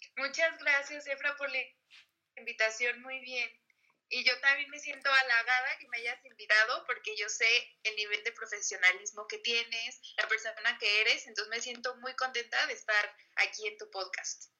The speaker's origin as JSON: {"language": "Spanish", "town": "Guadalajara", "region": "Jalisco", "country": "Mexico", "said": "yo soy de Guadalajara"}